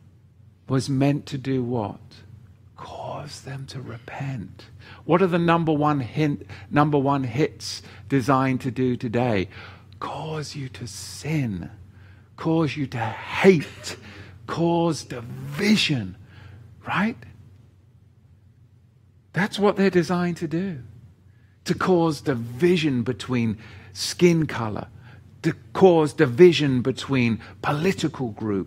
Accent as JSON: {"language": "English", "region": "England", "country": "United Kingdom", "tie": "born or raised there", "said": "I was growing up in England with the BBC"}